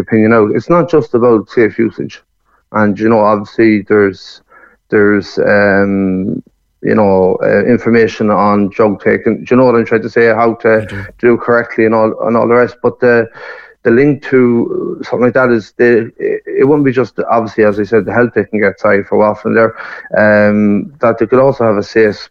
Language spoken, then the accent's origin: English; Sligo, Connacht, Ireland; moved away as an adult; I'd say Sligo.